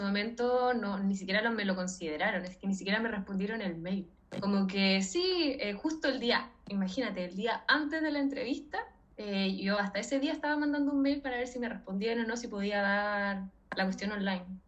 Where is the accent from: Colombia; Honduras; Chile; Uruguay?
Chile; moved away as an adult; now in Spain; soy extranjera, soy chilena